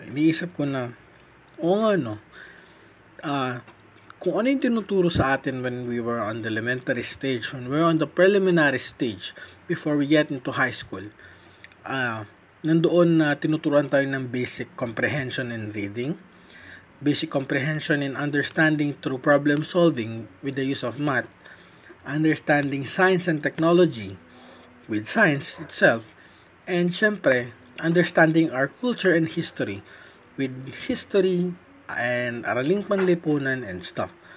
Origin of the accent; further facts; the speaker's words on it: Philippines; first language Tagalog; I am from the Philippines